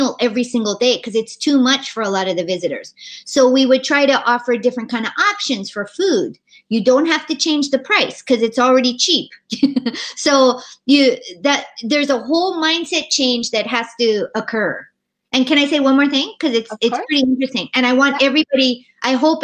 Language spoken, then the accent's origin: English; Hawaii, United States; us growing up in Hawaii